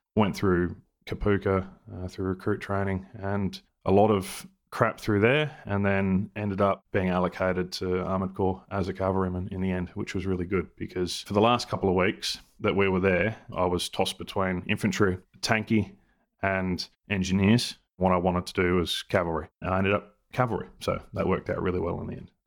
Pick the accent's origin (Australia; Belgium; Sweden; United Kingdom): Australia; we're Australian soldiers